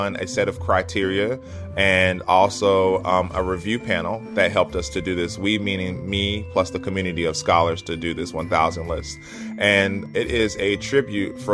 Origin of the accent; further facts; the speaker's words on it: Asheville, North Carolina, United States; now in Nashville, United States; I grew up in Asheville, North Carolina, and I was always a curious child